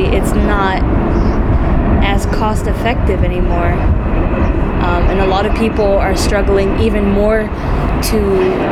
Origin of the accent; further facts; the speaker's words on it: Chelsea, Massachusetts, United States; also born or lived in Revere, Massachusetts; I lived in Chelsea for the majority of my life